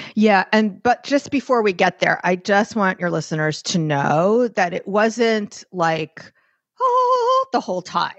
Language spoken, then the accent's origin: English; New York, United States; I'm New Yorker, I'm Jewish